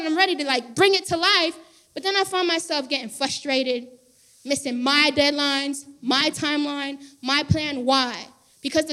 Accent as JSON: {"language": "English", "region": "Florida", "country": "United States", "moved": "yes", "said": "I moved here. I'm from Florida. I'm Haitian American. My whole family's from Florida"}